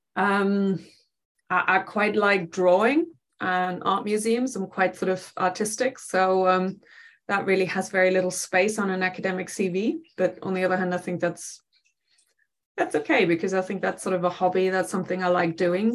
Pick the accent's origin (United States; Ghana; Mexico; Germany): Germany; near Dusseldorf on the Dutch border, North Rhine-Westphalia; moved away as an adult; now in England; I grew up in Germany, uh, very uh, west of the country, right on the Dutch border. So um, uh, outside Dusseldorf, but quite a small town